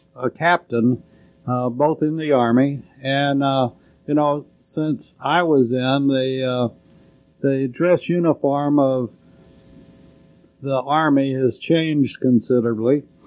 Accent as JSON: {"language": "English", "town": "Lubbock", "region": "Texas", "country": "United States", "tie": "born or raised there", "said": "growing up in Lubbock"}